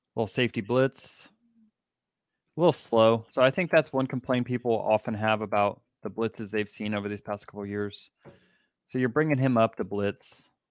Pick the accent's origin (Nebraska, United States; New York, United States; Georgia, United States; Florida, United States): Georgia, United States; Atlanta; I grew up in Atlanta